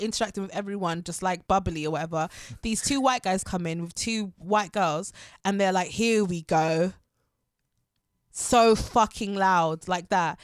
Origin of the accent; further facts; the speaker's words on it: Harrow, London, United Kingdom; I'm from Harrow